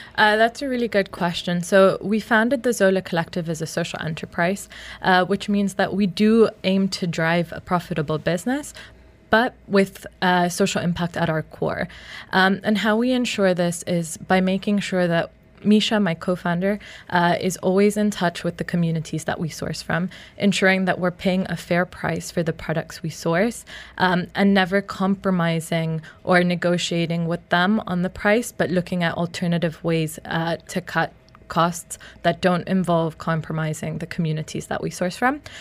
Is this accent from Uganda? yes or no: yes; Uganda; I grew up in Uganda